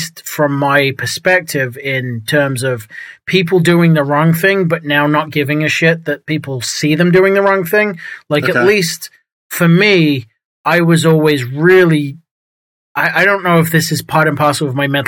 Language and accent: English; England, United Kingdom; now in Texas, United States; I moved from England, grew up in England, moved to New England, and then I've moved to Texas